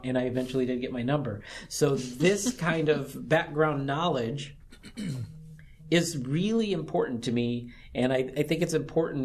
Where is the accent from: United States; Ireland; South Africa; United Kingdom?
United States; Michigan; Michigan, from my home state